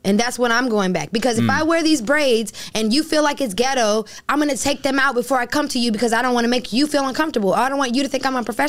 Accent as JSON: {"language": "English", "country": "Bahamas", "lives_now": "United States", "said": "For me, I know we're speaking in America, but I'm from the Bahamas. And culturally, for me, there are different things that are normal."}